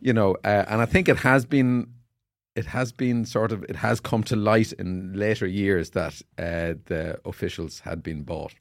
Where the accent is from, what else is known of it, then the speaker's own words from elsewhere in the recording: Carrickmacross, County Monaghan, Ireland; I played on the street in Carrickmacross in my hometown.